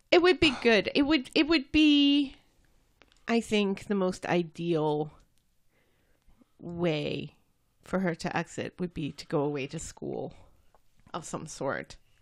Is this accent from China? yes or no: no; United States; I'm American.